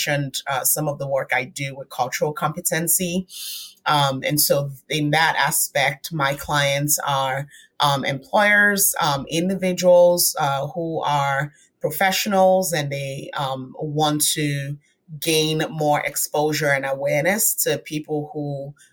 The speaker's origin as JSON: {"language": "English", "country": "Nigeria", "tie": "born or raised there", "moved": "as an adult", "lives_now": "United States", "said": "I was born and raised in Nigeria, spent 20 years of my life there"}